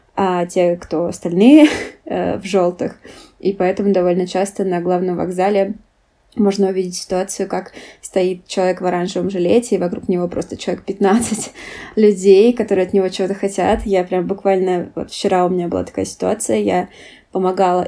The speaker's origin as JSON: {"language": "Russian", "country": "Russia", "moved": "yes", "lives_now": "Germany", "said": "Я ответила, что из России"}